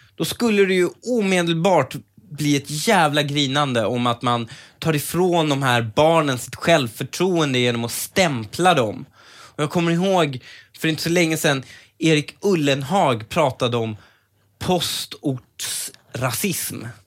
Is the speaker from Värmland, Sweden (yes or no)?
no; Stockholm, Stockholm County, Sweden; also born or lived in Upplands Väsby; när jag var uppväxt i Husby och de sociala klickarna även i Väsby